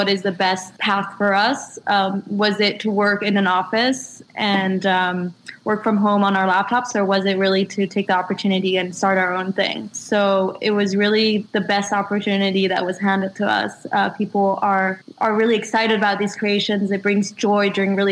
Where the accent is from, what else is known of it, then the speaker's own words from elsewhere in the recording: Israel; moved away as an adult; also born or lived in France; now in New York, United States; I'm originally French, and I grew up in Israel, and I moved to New York to study